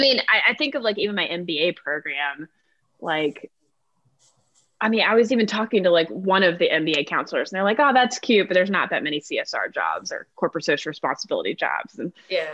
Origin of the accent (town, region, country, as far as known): North Carolina, United States; born or raised there; moved away as an adult; also born or lived in Atlanta, Georgia